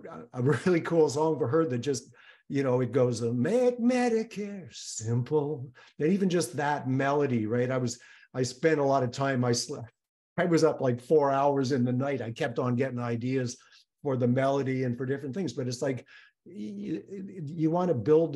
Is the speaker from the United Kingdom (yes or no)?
no; Canada; I'm Canadian